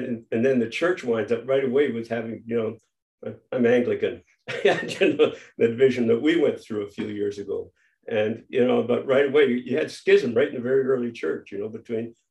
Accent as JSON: {"language": "English", "country": "Canada", "said": "we're Canadian"}